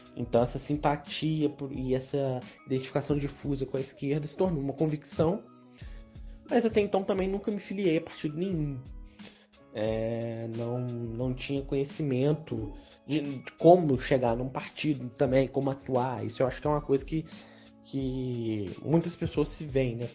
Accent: Barra Mansa, Rio de Janeiro, Brazil; Eu sou nascido e criado na Vista Alegre, minha família é toda da Vista Alegre.

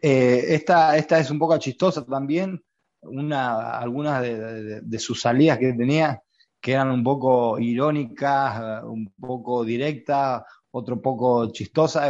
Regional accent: Argentina; siendo argentino

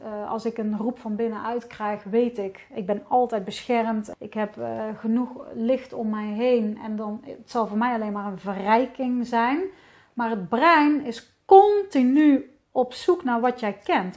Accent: Netherlands; ik ben gewoon een Hollandse vrouw

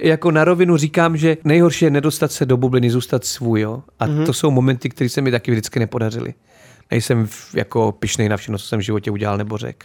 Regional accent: Náchod, Hradec Králové Region, Czechia; já jsem z Náchoda, je město, který miluju, žiju v Náchodě, teďka pořád

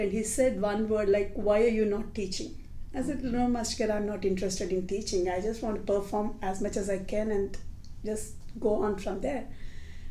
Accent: Visakhapatnam, Andhra Pradesh, India; moved away as an adult; now in United States; I'm from Vizag

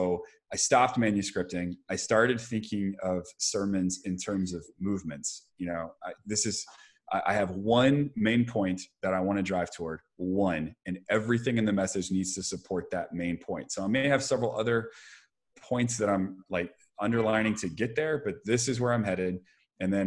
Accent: Dallas, Texas, United States; moved away; Growing up in Dallas

